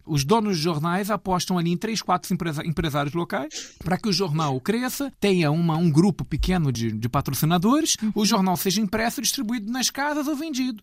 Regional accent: Rio de Janeiro, Brazil; eu sou uh, nascido no Rio de Janeiro

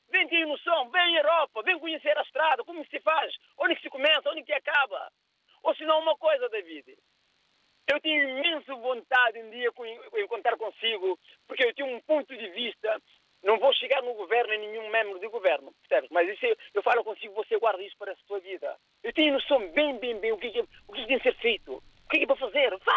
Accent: Cape Verde; moved away as an adult; Eu cheguei aqui com 31 anos de idade, David. Eu tenho uma noção de infraestrutura. Eu chego na minha terra, Cabo Verde, onde eu nasci e cresci, na zona que se chama Vargas da Companhia.

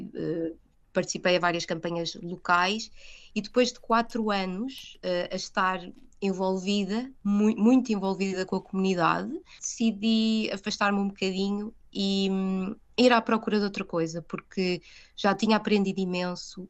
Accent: Portugal; moved away as an adult; now in London, United Kingdom; sou portuguesa

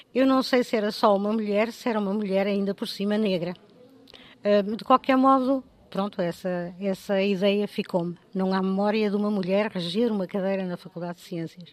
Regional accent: Porto, Norte, Portugal; moved away as an adult; also born or lived in Mozambique; Não vim de lado nenhum, porque nasci no Porto, na Rua de Pinto Bessa, mais precisamente na maravilhosa freguesia do Bonfim, que só tem boa gente

